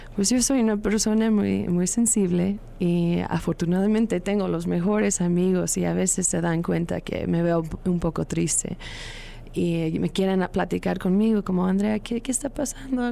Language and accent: Spanish; Long Beach, California, United States; Spanish is a second language; moved away as an adult; now in Mexico City, Mexico; Long Beach, California